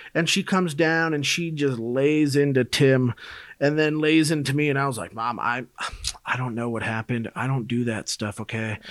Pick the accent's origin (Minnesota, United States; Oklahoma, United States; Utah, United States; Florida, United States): Minnesota, United States; moved away; also born or lived in Colorado; I'm originally from Minnesota, but I'd moved to Colorado for school